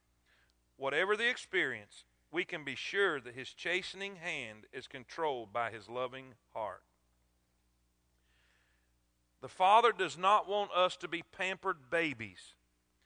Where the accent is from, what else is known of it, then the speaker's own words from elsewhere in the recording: South Florida, United States; I grew up in South Florida